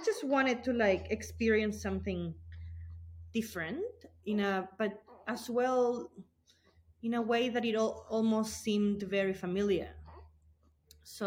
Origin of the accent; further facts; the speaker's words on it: Chile; moved away as an adult; now in Blue Mountains, Australia; I'm not originally from Australia. I'm from Chile